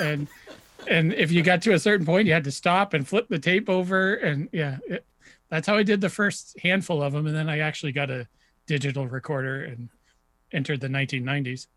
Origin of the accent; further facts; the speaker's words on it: New Hampshire, United States; I grew up in New Hampshire